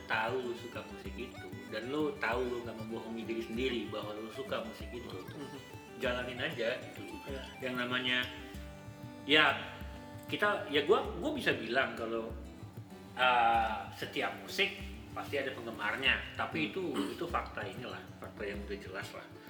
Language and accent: Indonesian; Bandar Lampung, Lampung, Indonesia; now in Jakarta, Indonesia; Gua kan lahir besar di Lampung. Bandar Lampung, ya kan? Gua baru pindah ke Jakarta itu tahun dua ribu empat